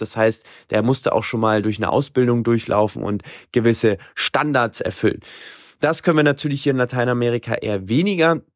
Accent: Germany; now in Latin America; Bei uns in Deutschland

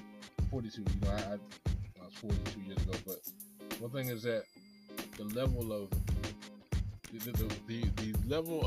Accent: Blythewood, South Carolina, United States; I'm from Blythewood, South Carolina

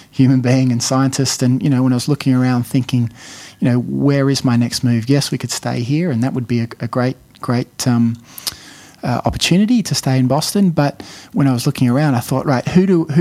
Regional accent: Australia; moved away as an adult; also born or lived in Adelaide, Australia / Harvard, United States; now in Sydney, Australia; I'm I'm an Australian

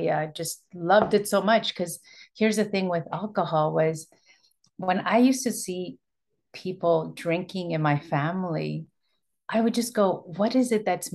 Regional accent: Toronto, Ontario, Canada; I was born and raised in Toronto, and my parents immigrated from Ecuador in 74

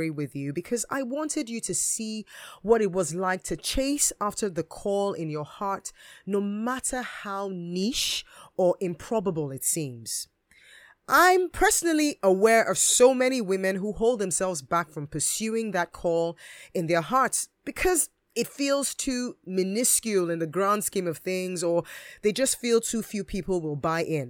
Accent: Edo, Nigeria; now in United Kingdom; I'm from the Bini tribe, also known as the Edo tribe, and we are located in the Midwestern part of Nigeria in a state which is called, unsurprisingly, Edo State

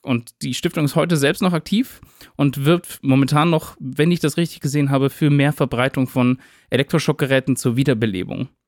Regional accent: near Winnenden, Baden-Württemberg, Germany; in Winnenden. Also das ist ja eine Kleinstadt ganz in der Nähe von meiner Heimat.

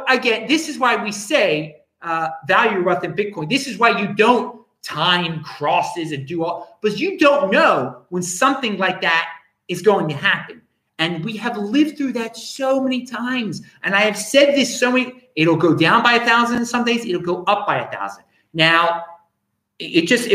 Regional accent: United States; now in Adelaide, Australia; as an American

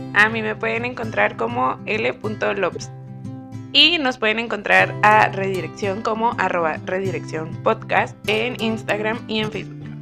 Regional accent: Chihuahua, Mexico; nosotros somos de Chihuahua.

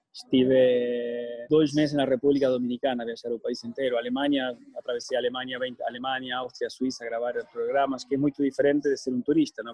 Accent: Argentina; Portuguese is a second language; now in Portugal; eu cresci com uma família libanesa na Argentina

